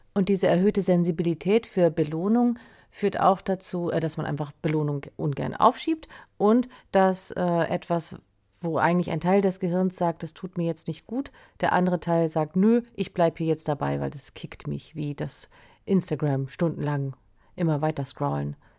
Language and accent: German; Schleswig-Holstein, Germany; now in Lüneburg, Germany; ich bin ursprünglich aus Schleswig-Holstein und sitz jetzt ja in Lüneburg